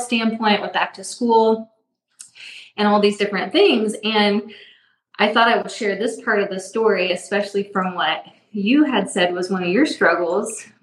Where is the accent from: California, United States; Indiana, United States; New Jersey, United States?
Indiana, United States; Indianapolis; now in Avon, United States; I'm from Indianapolis. So we currently are in Avon, Indiana.